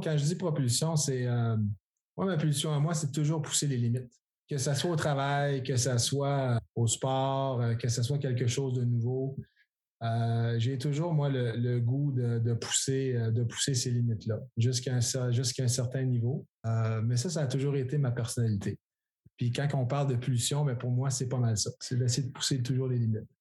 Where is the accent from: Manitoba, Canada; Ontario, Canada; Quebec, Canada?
Quebec, Canada; c'est le fun d'être de retour euh, chez nous au Québec.